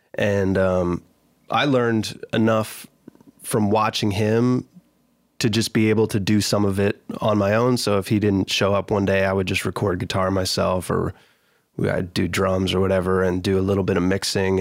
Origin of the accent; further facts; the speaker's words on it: Michigan, United States; moved away as an adult; also born or lived in Danville, Pennsylvania; now in Nashville, United States; my family moved to Michigan when I was, like, nine or ten